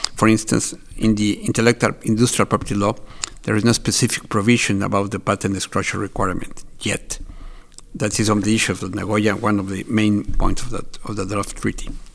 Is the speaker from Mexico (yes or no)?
yes; Mexico; I'm from Mexico